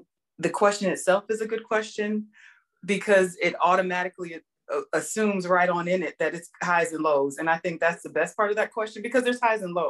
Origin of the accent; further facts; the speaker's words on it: South Florida, United States; But I grew up in South Florida